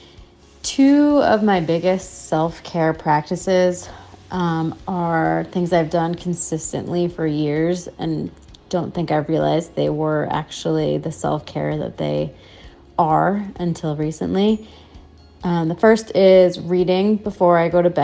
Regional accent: Connecticut, United States; I am from Connecticut.

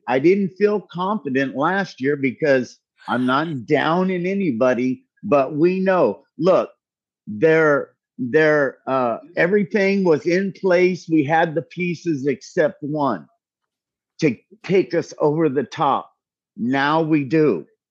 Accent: Bay Area, California, United States; I grew up in the Bay Area in the seventies.

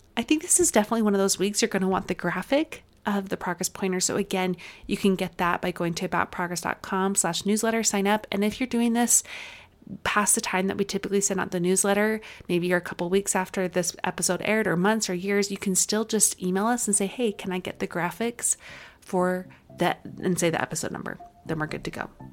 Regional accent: Utah, United States; accent: Utah; my Utah accent was coming, like, on full strong there

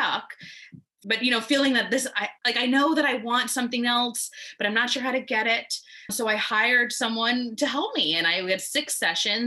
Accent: New York City, New York, United States; I'm from New York City, and to maybe let that my accent come out sometimes

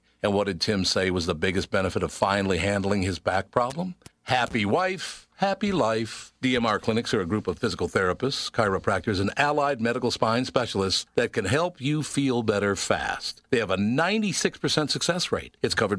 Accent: United States; I'm American.

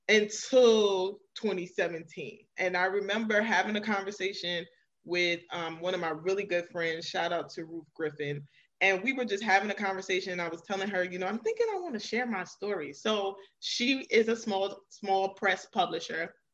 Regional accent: New York City, New York, United States; now in Maryland, United States; I am originally from Queens, New York, so shout out to all the New Yorkers and I currently reside in Maryland.

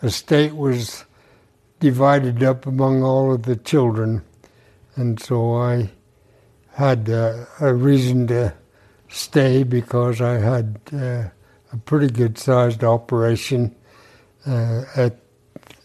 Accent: Teasdale, Utah, United States; I was born here in Teasdale in 1928. And I've lived here other than my service in the Air Force.

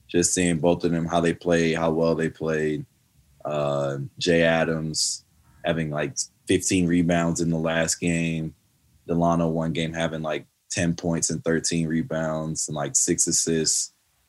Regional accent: Canada; accent: Canadian; it would like trigger my Canadian accent.

